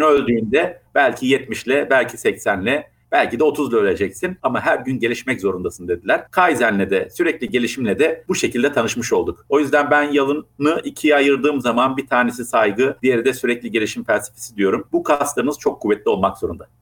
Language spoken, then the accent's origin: Turkish; Bafra, Samsun, Turkey; moved away; also born or lived in Germany / Istanbul; Ben Almanya doğumluyum. Almanya'da annem babam e, o günün şartlarında bana bakamadıkları için 40 gün sonra Türkiye'ye getirmişler. Dedeye ve babaanneye bırakmışlar. Ben ilk dönüşümü orada yaşamışım. Anneden babadan uzak nasıl yaşanır diye. Samsun Bafra büyümeli.